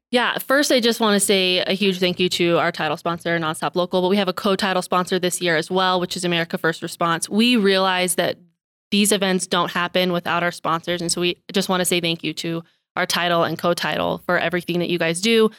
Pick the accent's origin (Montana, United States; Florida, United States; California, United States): Montana, United States; Billings; I'm born and raised in Billings